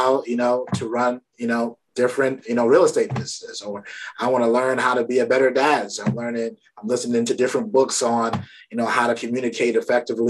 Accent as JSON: {"language": "English", "town": "New York City", "region": "New York", "country": "United States", "tie": "born or raised there", "said": "my family's from Barbados. I grew up in Brooklyn"}